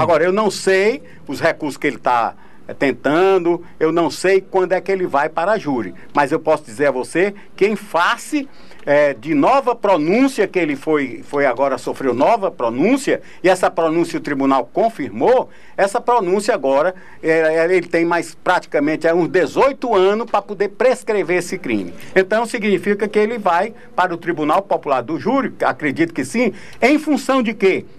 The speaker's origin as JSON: {"language": "Portuguese", "region": "Ceará", "country": "Brazil", "tie": "born or raised there", "moved": "yes", "lives_now": "Piauí, Brazil", "said": "eu sou cearense porque nasci lá"}